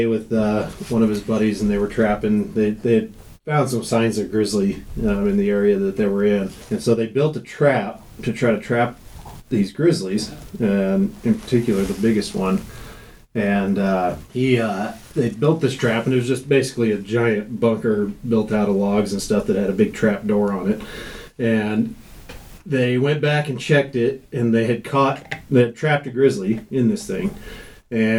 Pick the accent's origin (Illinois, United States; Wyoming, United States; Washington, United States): Wyoming, United States; Jackson; I was born and raised in Jackson